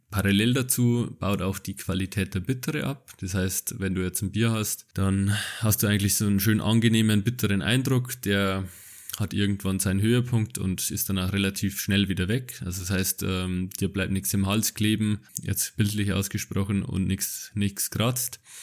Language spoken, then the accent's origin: German; Bavaria, Germany; ich bin aus Bayern